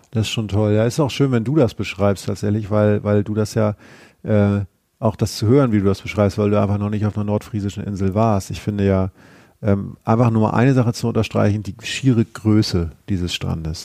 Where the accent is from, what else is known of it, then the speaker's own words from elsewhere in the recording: Schleswig-Holstein, Germany; ich komme ja aus Schleswig-Holstein